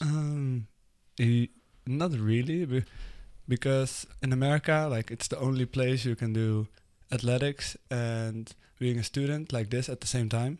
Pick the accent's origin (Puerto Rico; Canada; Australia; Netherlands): Netherlands; English is a second language; moved away as an adult; now in United States; I'm from the Netherlands and I'm twenty-one right now